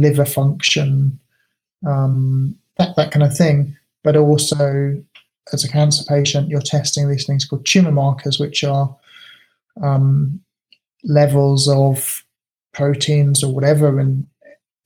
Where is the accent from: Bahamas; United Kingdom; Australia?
United Kingdom; now in Japan; being British